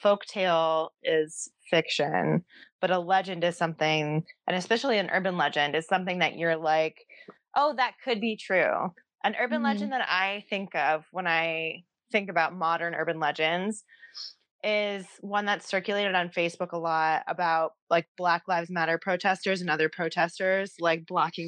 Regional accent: Ohio, United States; now in Oregon, United States; growing up in Ohio

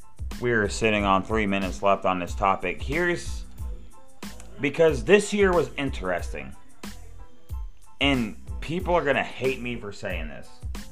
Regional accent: Ohio, United States; I'm from Ohio, right?

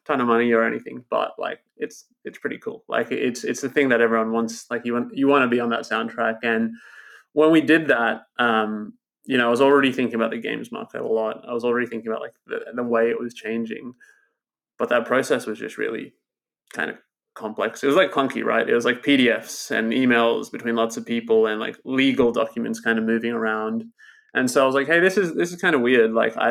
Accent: Australia; I grew up in Australia. I'm in Australia at the moment, and I grew up in these, like, small towns of Australia

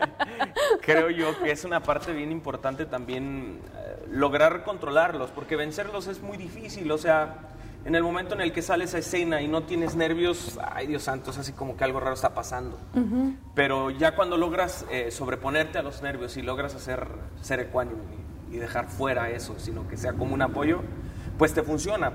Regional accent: Mexico

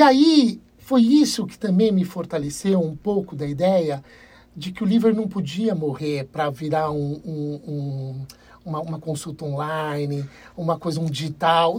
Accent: Brazil; somos brasileiros

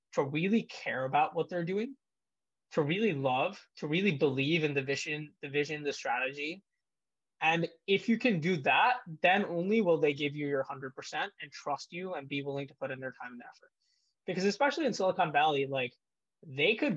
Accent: India; moved away; also born or lived in United States; I was born in India, spent a lot of my childhood there

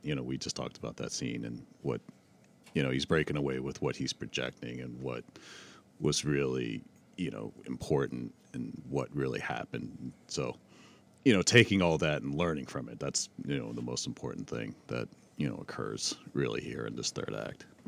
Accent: East Coast, United States; we're from the East Coast

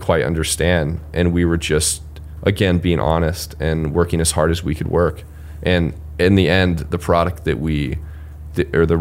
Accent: Marshalltown, Iowa, United States; moved away as an adult; also born or lived in Cedar Falls, Iowa; Marshalltown, the name of my hometown

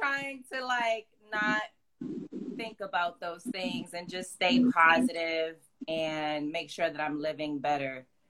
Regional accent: New York City, New York, United States; moved away as an adult; now in Los Angeles, United States; I grew up in Harlem. I have family in the Bronx. I have family in Washington Heights. So I'm I'm a New York City girl.

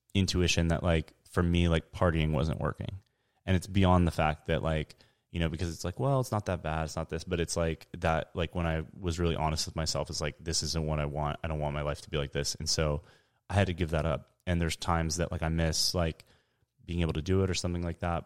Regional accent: San Diego, California, United States; I'm from San Diego, born and raised.

